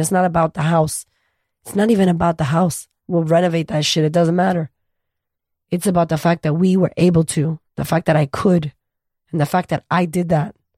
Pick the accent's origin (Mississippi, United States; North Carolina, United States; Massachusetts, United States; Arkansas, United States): Massachusetts, United States; Boston; moved away as an adult; now in Australia; I'm from America, originally from Boston. We grew up very poor